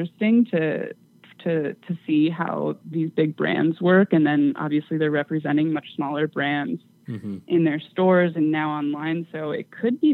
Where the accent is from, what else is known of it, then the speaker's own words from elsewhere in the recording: California, United States; moved away; I'm originally from California